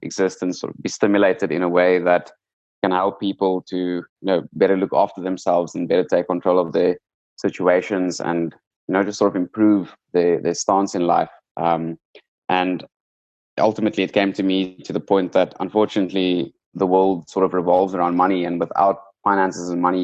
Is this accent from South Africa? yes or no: yes; South Africa; growing up in South Africa